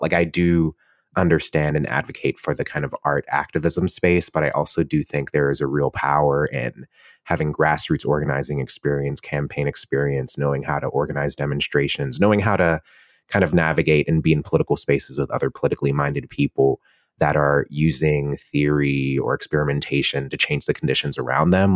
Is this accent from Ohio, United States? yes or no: yes; Cleveland, Ohio, United States; moved away as an adult; also born or lived in Columbus, Ohio; now in New York City, United States; I grew up in Cleveland, Ohio. I grew up in a Jamaican family